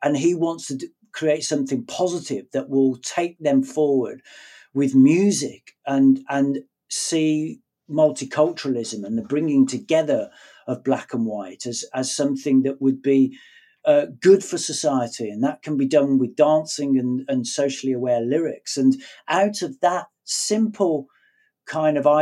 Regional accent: Birmingham, West Midlands, United Kingdom; I'm from Birmingham

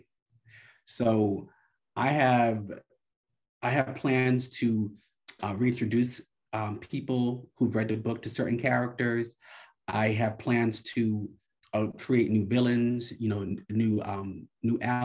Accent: New York, United States; I'm from New York

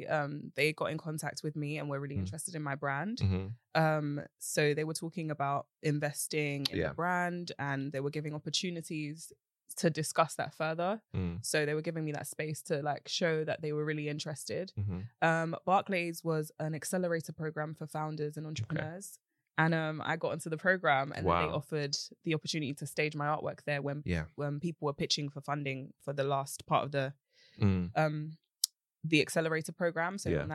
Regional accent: Romford, London, United Kingdom; I am from East. Romford.

